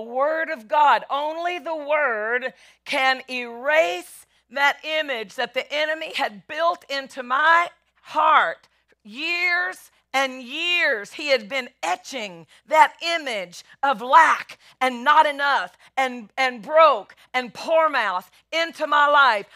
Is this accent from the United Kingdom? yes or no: no; Nashville, Tennessee, United States; I'm from Nashville